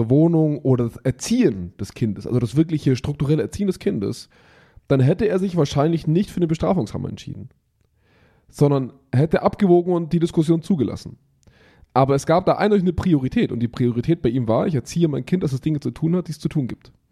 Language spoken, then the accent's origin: German; Germany; bei uns in Deutschland